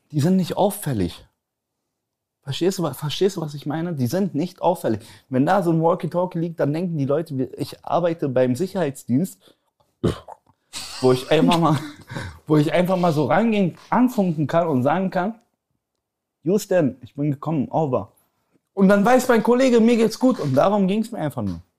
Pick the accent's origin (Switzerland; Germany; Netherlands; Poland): Poland; Weil bei uns, guck mal, ich, ich bin ja Pole, ich weiß nicht, ob das viele wissen.